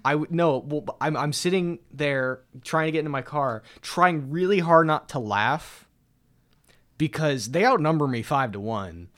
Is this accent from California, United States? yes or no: yes; Antioch, California, United States; moved away; back home, I'm from, I'm from Antioch, little town in the East San Francisco Bay Area.